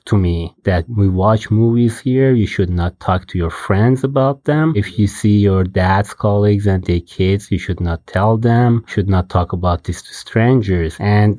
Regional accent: Babol, Mazandaran, Iran; moved away as an adult; I was born in Babol in Mazandaran province near the Caspian Sea in the northern part of Iran

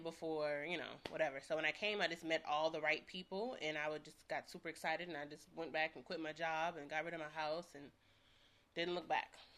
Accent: St. Louis, Missouri, United States; now in Los Angeles, United States; I'm from St. Louis

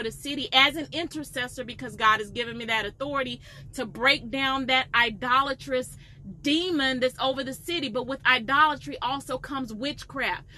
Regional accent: Atlanta, Georgia, United States; I'm from Atlanta

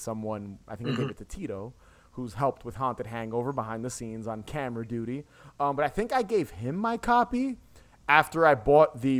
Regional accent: New York, United States; We're both from New York

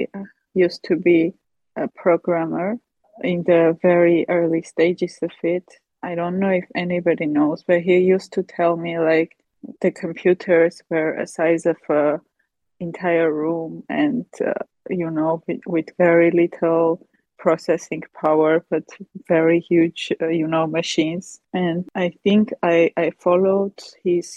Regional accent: Armenia; I come from Armenia.

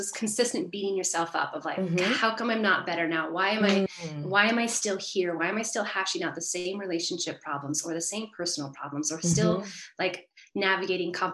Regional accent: Northern California, United States; I grew up in California, mm-hmm. where I still live, and I was the middle child of four. And so we lived in this really beautiful place in Northern California

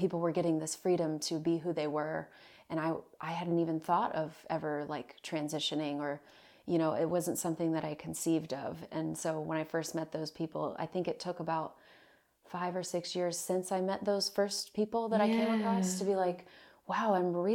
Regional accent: Virginia Beach, Virginia, United States; moved away; I am from Virginia Beach, Virginia, a place in on the east coast of the United States. And I was born there

